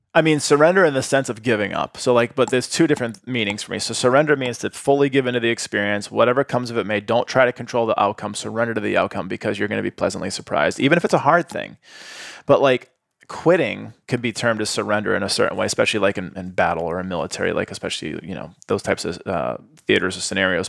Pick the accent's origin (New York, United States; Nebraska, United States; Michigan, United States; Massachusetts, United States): Massachusetts, United States; Boston; moved away as an adult; also born or lived in Atlanta; now in Austin, United States; growing up in Boston